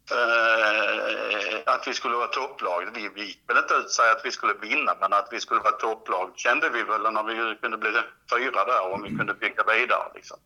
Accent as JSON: {"language": "Swedish", "area": "Helsingborg area", "region": "northwestern Skåne", "country": "Sweden", "tie": "born or raised there", "also_born_or_lived": "Perstorp / Klippan", "said": "Helsingborg, där jag är född och uppvuxen"}